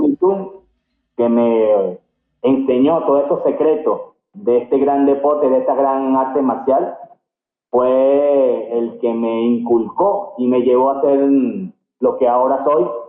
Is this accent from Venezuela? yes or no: yes; Venezuela; moved away as an adult; also born or lived in Cartagena, Colombia; soy venezolano con orgullo